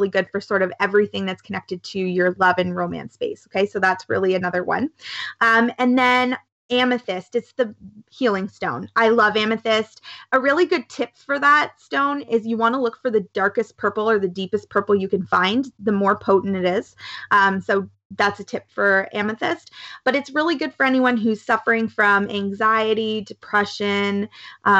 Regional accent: Canada; I'm so Canadian. Definitely so Canadian

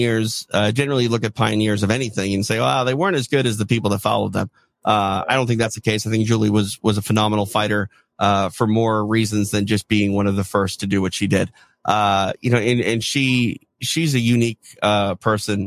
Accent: Midwest, United States; growing up in the Midwest

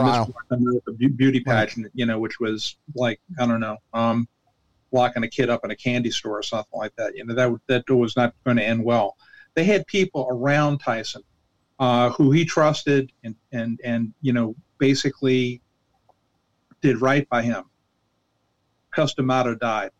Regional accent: New Orleans, Louisiana, United States; when I was growing up in New Orleans, like 99 percent of my my meals were taken in my mama's kitchen

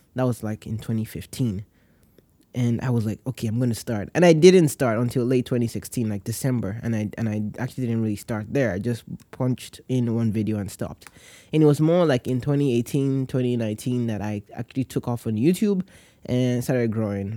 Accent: Nigeria; I am from Nigeria

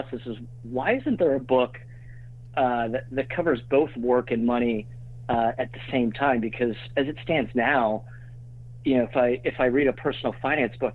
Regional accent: Pittsburgh, Pennsylvania, United States; now in New York, United States; I grew up in Pittsburgh, but been in New York for almost 14 years, and still here

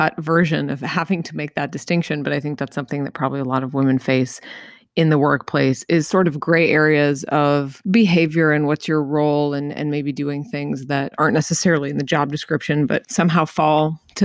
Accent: Colorado, United States; I grew up in Colorado and we had deer in our backyard

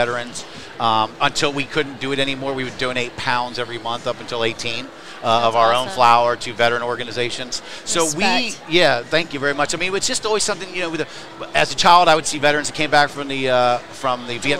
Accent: East Coast, United States; moved away as an adult; also born or lived in Florida / Colorado; now in California, United States; we're from the East Coast

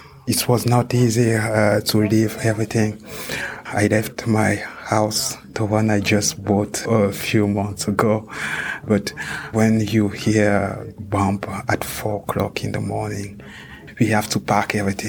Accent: Ukraine; moved away as an adult; now in Switzerland; I came here because also I was running away from war. I came from Ukraine.

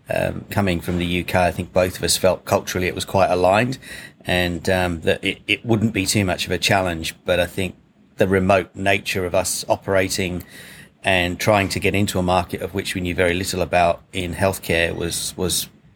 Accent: Australia; accent: Aussie; I tried to use my best g'day mate Aussie accent

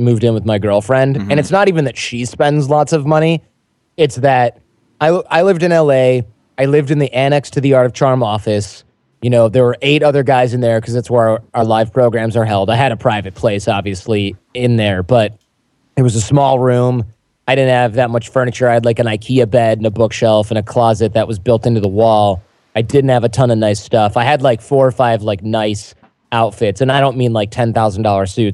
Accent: Michigan, United States; moved away; We're both from Michigan

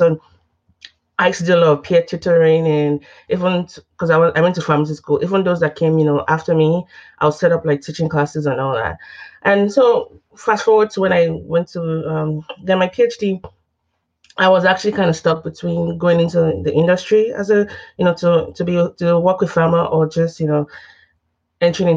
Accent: Nigeria; moved away as an adult; also born or lived in Texas, United States / Oklahoma, United States; now in United States; I didn't grow up in the U.S. I'm from Nigeria

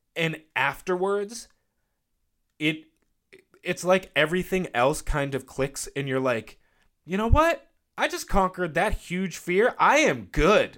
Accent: United States; I'm from the South Shore

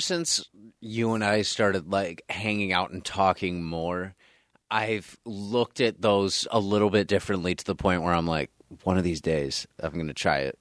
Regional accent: North Tonawanda, New York, United States; I grew up in North Tonawanda and went to North Tonawanda High School

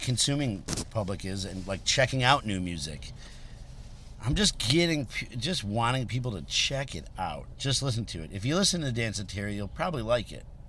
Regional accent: Berwyn, Illinois, United States; also born or lived in Chicago; I grew up in Berwyn.

